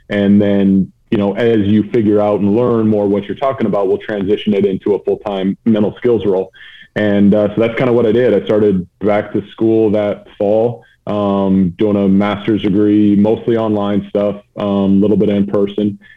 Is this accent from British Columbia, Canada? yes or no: yes; Vancouver, British Columbia, Canada; Uh, West Coast, Vancouver, just outside Vancouver, BC.